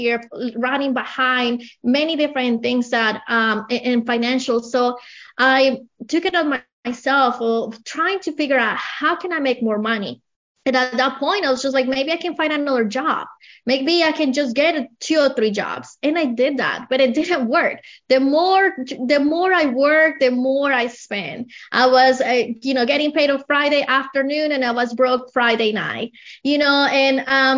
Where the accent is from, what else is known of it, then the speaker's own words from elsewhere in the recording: Colombia; English is a second language; moved away as an adult; now in United States; I have an accent. I came from Colombia about 20 years ago